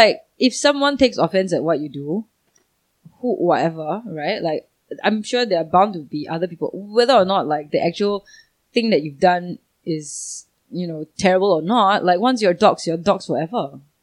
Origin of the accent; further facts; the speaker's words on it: Singapore; I'm a Singaporean